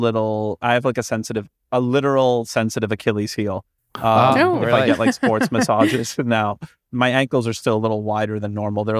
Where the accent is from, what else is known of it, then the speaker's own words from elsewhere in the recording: Canada; I'm Canadian